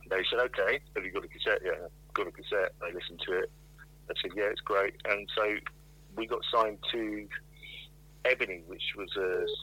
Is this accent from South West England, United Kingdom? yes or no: yes; Plymouth, South West England, United Kingdom; moved away; also born or lived in London; I was growing up in Plymouth. I was going to school in Plymouth